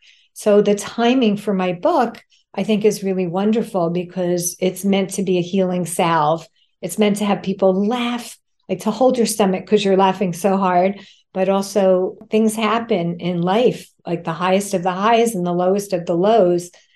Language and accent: English; suburban New Jersey, United States; now in New York City, United States; a Jewish girl who grew up in a very close-knit, loving family in suburban New Jersey